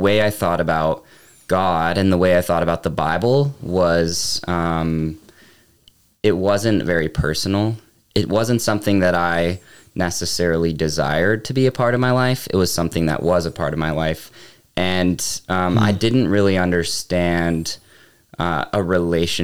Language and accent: English; Charlotte, North Carolina, United States; moved away as an adult; also born or lived in Atlanta, Georgia / Illinois / Frisco, Texas / Huntersville, North Carolina; now in Fraser, Colorado, United States; I grew up, most of my childhood in the Charlotte area, North Carolina